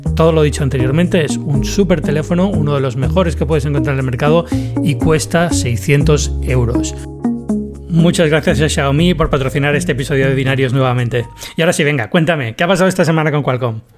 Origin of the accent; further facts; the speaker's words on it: Spain; now in Atlanta, United States; vuelvo, vuelvo a España